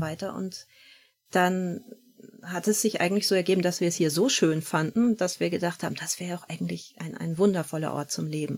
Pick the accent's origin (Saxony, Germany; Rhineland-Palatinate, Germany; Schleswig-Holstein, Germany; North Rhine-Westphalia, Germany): Schleswig-Holstein, Germany; Hohenweststedt; moved away as an adult; also born or lived in Bavaria; now in Eckernförde, Germany; ich bin groß geworden in der Nähe von Hohenweststedt, also hier im Kreis